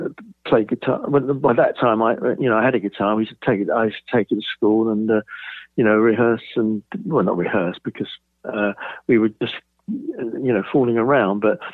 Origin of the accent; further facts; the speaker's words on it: Bromley, London, United Kingdom; Yeah, there was a few bomb sites around which we used to play on, which are now, you know, blocks of flats and God knows what.